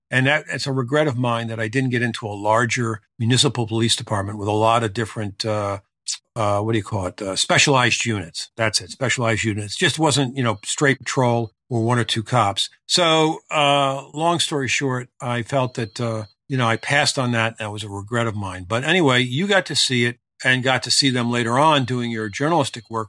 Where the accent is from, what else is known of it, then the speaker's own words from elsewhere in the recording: Norristown, Pennsylvania, United States; I'm, from the Philadelphia area. I grew up in Norristown